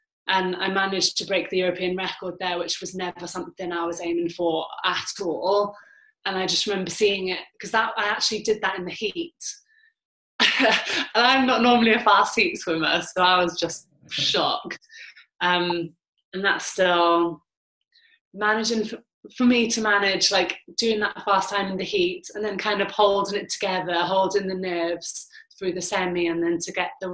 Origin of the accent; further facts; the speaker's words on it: Wales, United Kingdom; with being Welsh